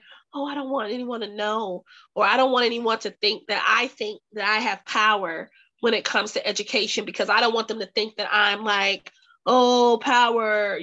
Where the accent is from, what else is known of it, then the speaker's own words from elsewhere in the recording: the South, United States; growing up in the South